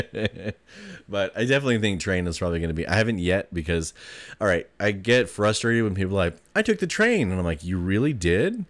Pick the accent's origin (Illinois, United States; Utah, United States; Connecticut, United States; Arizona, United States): Utah, United States; Taylorsville; growing up in Taylorsville